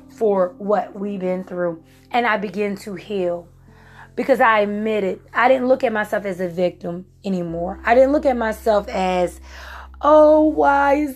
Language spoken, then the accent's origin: English; Virginia, United States; moved away as an adult; now in South Carolina, United States; I'm from Virginia. And so when I moved from Virginia to South Carolina